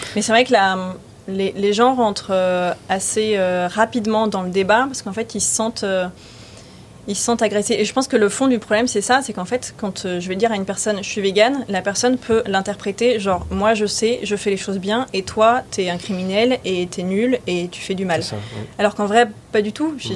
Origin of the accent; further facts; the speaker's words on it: Var, Provence-Alpes-Côte d'Azur, France; also born or lived in Lyon / Paris; now in Nice, France; J'étais plutôt du Var